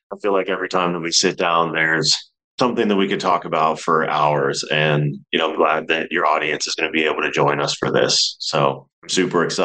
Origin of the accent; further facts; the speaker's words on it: New Kensington, Pennsylvania, United States; moved away; So I'm originally from Pittsburgh, Pennsylvania. I'm born and raised there, a smallish town called New Kensington.